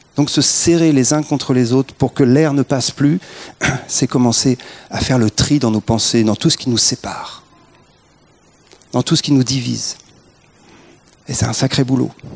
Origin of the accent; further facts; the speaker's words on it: France; on est français